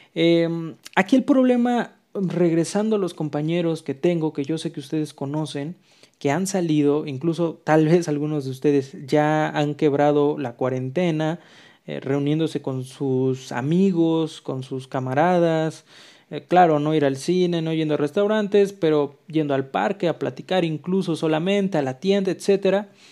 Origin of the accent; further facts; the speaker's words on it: Mexico; aquí en México, que pues somos un país muy bonito